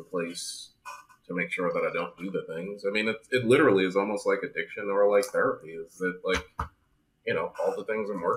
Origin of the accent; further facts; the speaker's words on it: New Jersey, United States; now in Fort Lauderdale, United States; I'm from New Jersey